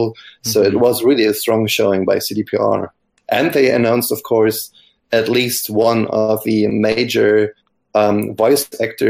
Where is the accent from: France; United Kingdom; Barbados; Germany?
Germany; from Germany